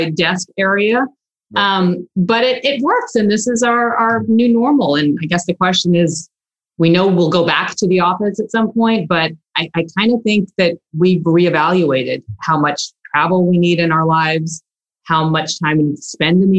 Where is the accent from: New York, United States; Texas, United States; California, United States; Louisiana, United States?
Texas, United States; Houston; also born or lived in Russia / Galveston, Texas; I was a child and came here, and my parents were fortunate enough to not only bring me to this great country, but to have the insight, I guess, and be outliers to move to Texas and Houston and Galveston